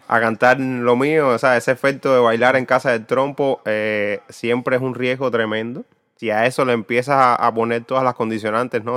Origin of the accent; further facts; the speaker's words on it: Cuba; desde la experiencia como cubano